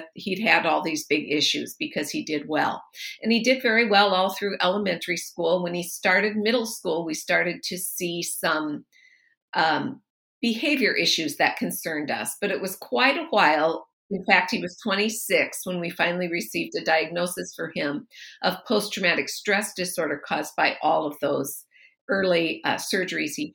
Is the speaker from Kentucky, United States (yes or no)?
no; Le Mars, Iowa, United States; moved away as an adult; also born or lived in northwestern South Dakota; I grew up in a small Iowa town called Lamar's. It's best known as the home of Wells Blue Bunny ice cream